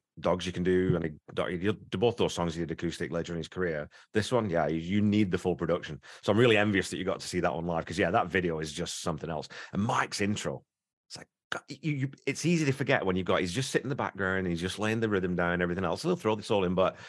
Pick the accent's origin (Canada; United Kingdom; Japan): United Kingdom; England; accent: northern; If you're northern, you've got that very sort of, and I don't have it anymore, nowhere near have my accent anymore, but that northern accent's viewed in very similar terms